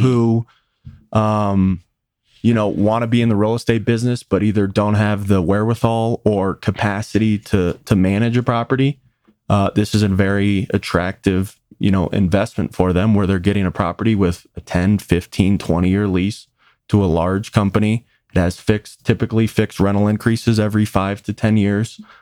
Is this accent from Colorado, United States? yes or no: yes; Westminster, Colorado, United States; I grew up here in Westminster, which for the audience is about twenty minutes north of Denver.